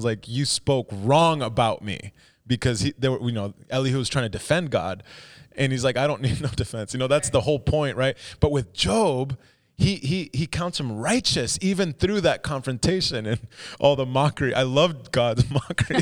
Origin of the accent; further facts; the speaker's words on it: United States; our experience as an, as an American